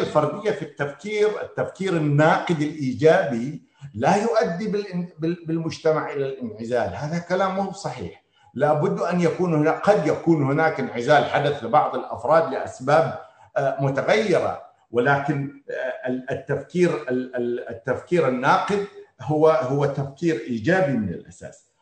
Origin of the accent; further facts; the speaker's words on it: Qatif, Eastern Province, Saudi Arabia; احنا كمجتمع قطيفي